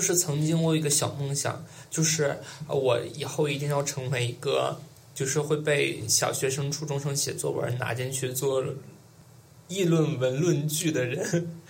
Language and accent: Chinese; Mudanjiang, Heilongjiang, China; moved away as an adult; also born or lived in Shanghai; now in Beijing, China; 我来自于黑龙江省、来自于黑龙江省、我们南疆市